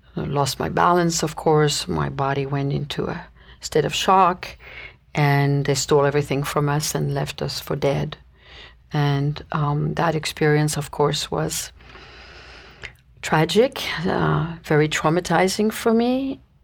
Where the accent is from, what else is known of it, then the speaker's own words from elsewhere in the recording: Paris, Île-de-France, France; moved away as an adult; I was born and raised in Paris, uh, France, and spent my youth there until I was nineteen